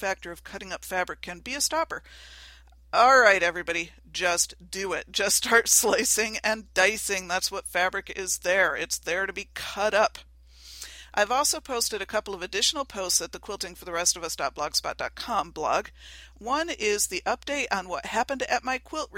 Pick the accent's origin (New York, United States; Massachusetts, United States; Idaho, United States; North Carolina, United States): New York, United States; Western; I am from Western New York. We talk fast up here